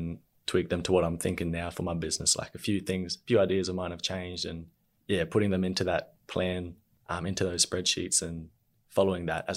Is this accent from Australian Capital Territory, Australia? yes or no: no; Darwin, Northern Territory, Australia; now in Brisbane, Australia; when I was growing up in Darwin